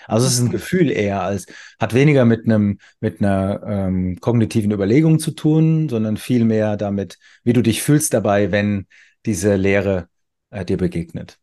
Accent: Weinheim, Baden-Württemberg, Germany; ich wohne wieder in meiner Geburtsstadt Weinheim

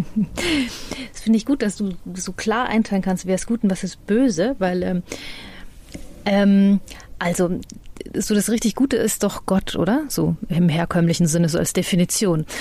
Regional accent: Freilassing, Bavaria, Germany; accent: Bavarian; moved away; ich bin ja in der Grenzregion aufgewachsen, das ist ja vorher kurz gesagt, Freilastin

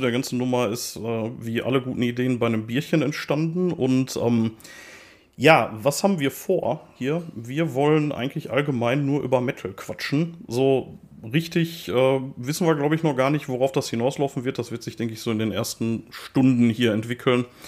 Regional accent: Ruhr area, North Rhine-Westphalia, Germany; accent: Ruhrpott dialect; wir sind beide auf Kohle geboren, wir sind beide Ruhrpott-Guys und äh, ich werde da auch, glaube ich, nicht versuchen, meinen Dialekt zu unterdrücken

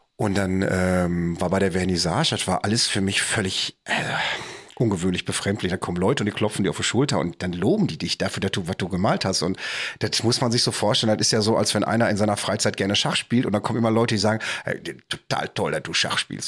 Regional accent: Bochum, North Rhine-Westphalia, Germany; bei uns in Bochum

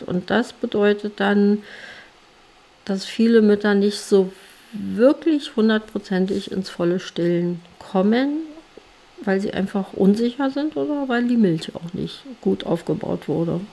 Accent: Germany; bei uns in Deutschland

